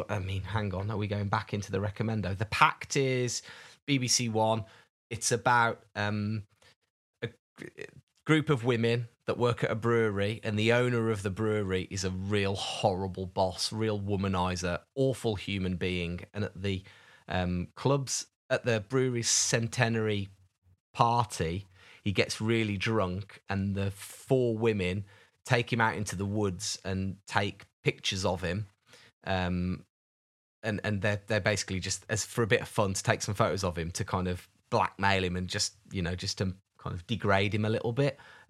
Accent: Kenilworth, West Midlands, United Kingdom; now in Alps; I'm a Midlander from Kenilworth. My life revolves around skiing and the snow, and I'm out living in the Alps and love your chats.

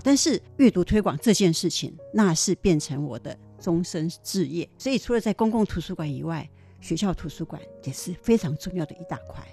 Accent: southern Taiwan, Taiwan; moved away as an adult; 我其实是在台湾的国际之南，非常乡下， 非常乡下， 非常乡下的乡下地方长大的

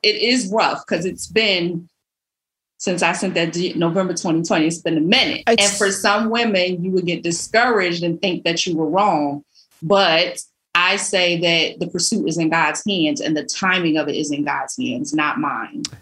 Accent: Philadelphia, Pennsylvania, United States; when I was young growing up in Philly

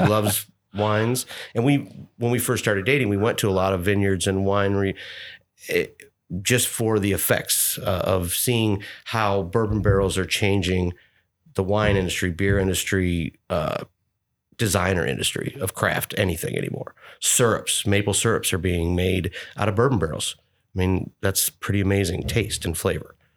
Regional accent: Birch Run, Michigan, United States; moved away as an adult; now in Louisville, United States; I grew up in Birch Run, Michigan, which is an hour and a half north of Detroit

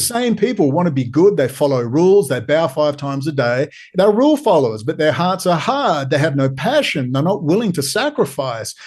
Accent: Perth, Western Australia, Australia; I am from Perth.

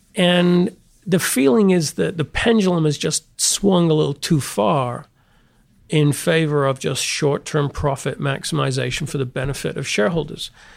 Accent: the north of England, United Kingdom; moved away as an adult; also born or lived in St Andrews, Scotland / Montreal, Canada / London, England; I grew up in England, the north of England, went to Saint Andrews in Scotland

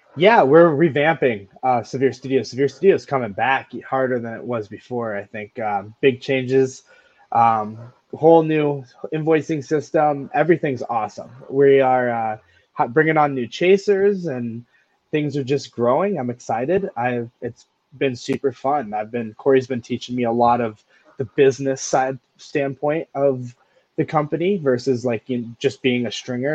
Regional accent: Montana, United States; moved away; I'm from Montana, so we don't really see a lot of tornadoes up there

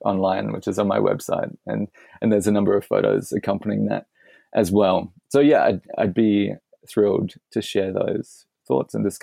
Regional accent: Adelaide, South Australia, Australia; Adelaide, which is my hometown

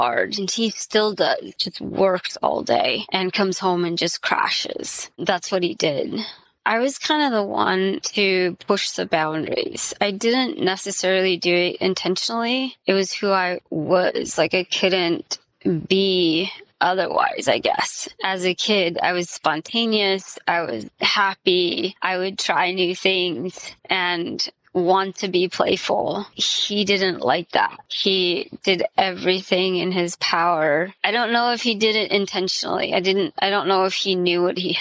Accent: Indiana, United States; I was raised in Indiana, and I still live pretty close to where I was raised

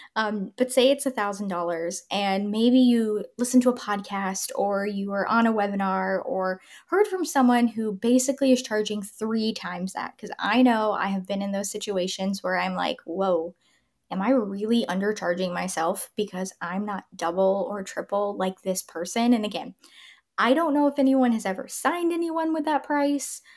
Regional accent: Tampa, Florida, United States; moved away; I'm from Tampa

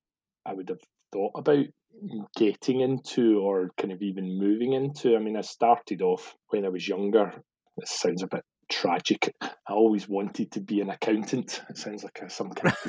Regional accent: Glasgow, Scotland, United Kingdom; moved away as an adult; also born or lived in London; I'd been kind of born and brought up in Glasgow or the kind of surrounding suburbs

